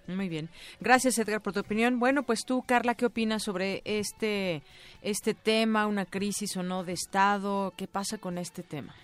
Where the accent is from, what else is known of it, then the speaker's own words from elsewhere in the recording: Mexico; como mexicanos